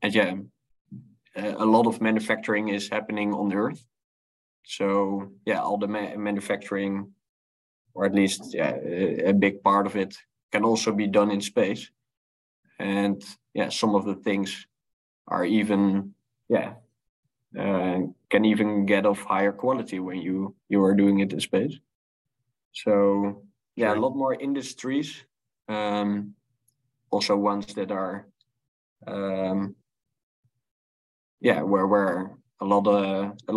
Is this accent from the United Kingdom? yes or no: no; Netherlands; I grew up in the Netherlands in Europe